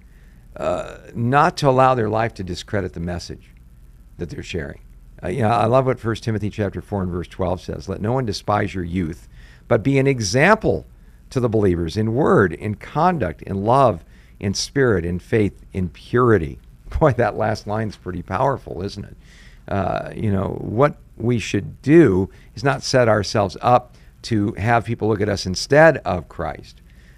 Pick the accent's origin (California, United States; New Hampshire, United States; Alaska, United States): California, United States; Southern; now in Tucson, United States; I grew up in Southern California